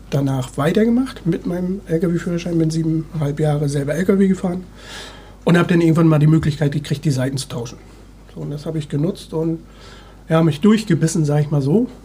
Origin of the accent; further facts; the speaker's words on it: Wismar, Mecklenburg-Vorpommern, Germany; now in Hamburg, Germany; Groß geworden, beziehungsweise äh, meine Kindheit habe ich im Raum Wismar verbracht. Bin ich auch sehr stolz drauf eigentlich. Bin Nordsee, äh, Ostseekind, Entschuldigung.